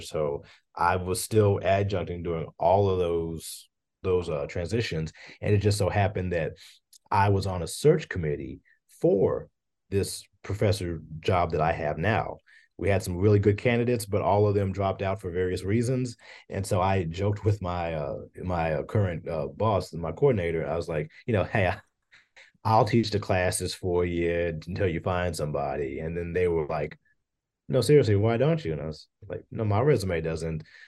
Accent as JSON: {"language": "English", "town": "Hopkinsville", "region": "Kentucky", "country": "United States", "tie": "born or raised there", "moved": "as an adult", "lives_now": "Bowling Green, United States", "said": "I grew up in Hopkinsville, Kentucky, which is in Christian County"}